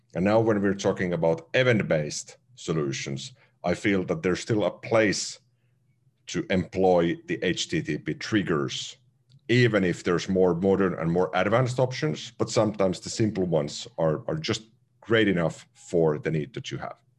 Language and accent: English; Finland; first language Finnish; English is a second language; Finnish, my native language